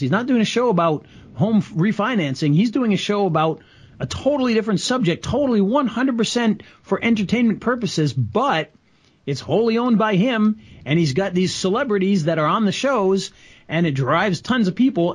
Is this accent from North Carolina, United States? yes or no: no; Rhode Island, United States; I grew up in Rhode Island